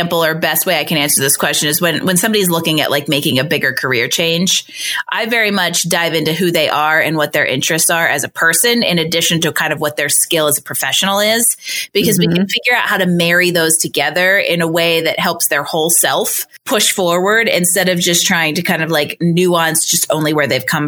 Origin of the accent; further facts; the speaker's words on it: Pennsylvania, United States; moved away as an adult; also born or lived in Boston; now in Colorado, United States; I'm from Pennsylvania and then I lived in Boston